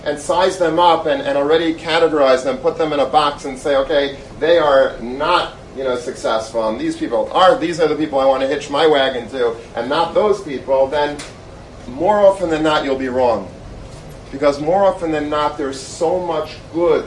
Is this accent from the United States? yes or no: yes; Long Beach, New York, United States; I grew up in Long Beach.